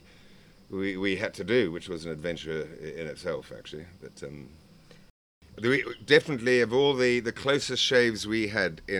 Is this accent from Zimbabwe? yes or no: yes; Zimbabwe; I was from Zimbabwe